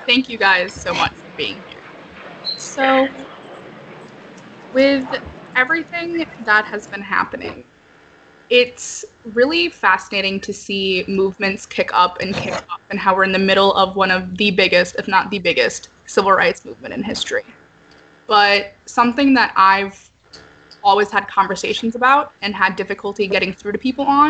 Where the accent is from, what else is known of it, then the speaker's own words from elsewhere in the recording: St. Louis, Missouri, United States; first language English; It was my first language in St. Louis, Missouri.